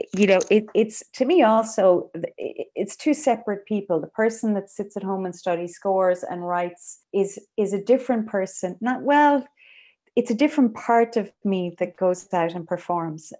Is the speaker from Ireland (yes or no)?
yes; Ireland; I am an Irish composer